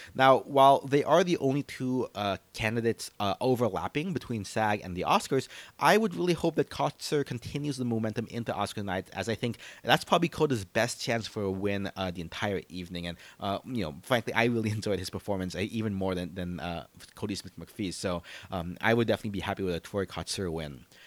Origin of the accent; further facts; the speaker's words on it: Philippines; as a Filipino.